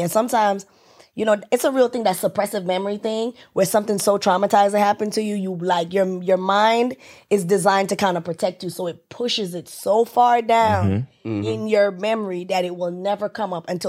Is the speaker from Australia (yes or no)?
no; Jamaica; I'm from Jamaica.